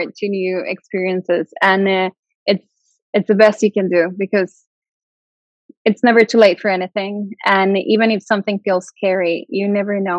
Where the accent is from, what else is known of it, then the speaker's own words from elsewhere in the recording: Mexico; also born or lived in Santiago de Compostela, Spain / Madrid, Spain; now in Sweden; I'm from Mexico. I moved away many years ago, but I'm from Mexico.